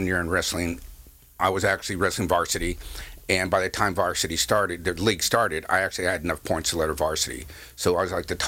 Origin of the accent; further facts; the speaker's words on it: San Clemente, California, United States; I grew up in San Clemente with my dad